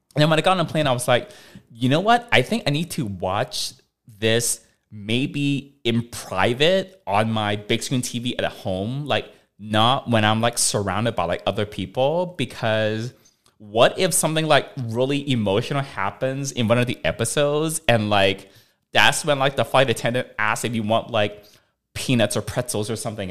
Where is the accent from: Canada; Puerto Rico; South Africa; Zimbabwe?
Canada; now in United States; I'm Canadian. I've got a Canadian passport.